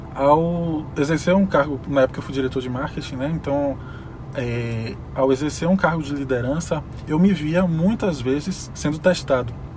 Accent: Salvador, Bahia, Brazil; sou daqui de Salvador

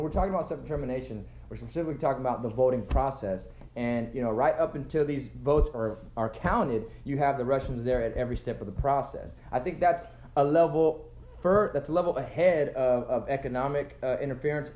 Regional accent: United States; I'm an American, I'm patriotic, I love this country

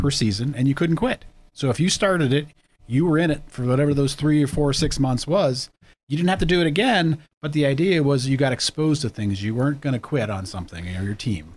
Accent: Erie, Pennsylvania, United States; also born or lived in Girard, Pennsylvania; I grew up in Erie

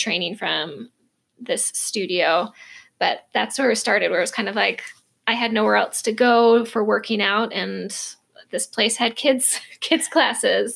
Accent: Minnesota, United States; moved away as an adult; also born or lived in Idaho; now in Arizona, United States; I was raised in Minnesota, lived there for over 20 years

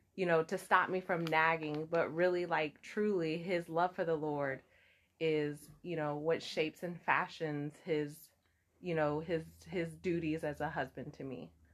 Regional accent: Memphis, Tennessee, United States; now in Pine Bluff, United States; I was born and raised in Memphis, and uh, currently reside here in Pine Bluff, Arkansas

